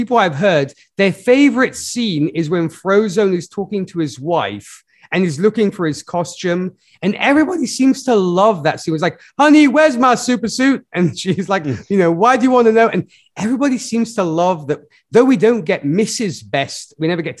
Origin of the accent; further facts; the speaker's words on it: Milan, Lombardy, Italy; my hometown, Milan